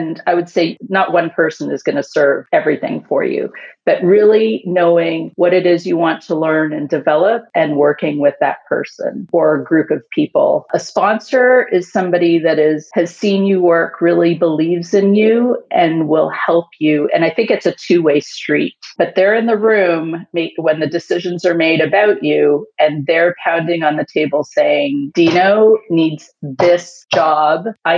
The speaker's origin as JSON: {"language": "English", "country": "Canada", "lives_now": "Houston, United States", "said": "I am currently based in Houston, Texas, but I am a Canadian."}